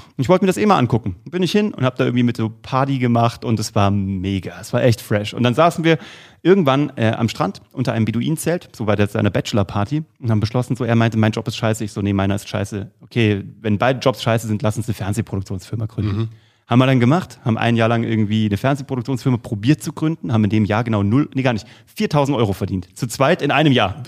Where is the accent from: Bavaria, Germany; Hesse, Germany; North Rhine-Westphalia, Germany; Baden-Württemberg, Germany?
Hesse, Germany; Kassel; ich komme aus Kassel und ähm, habe früh mit der Zauberei begonnen. Mit acht Jahren war ich in einer äh, Kinder- und Jugendzauberschule der Stadt Kassel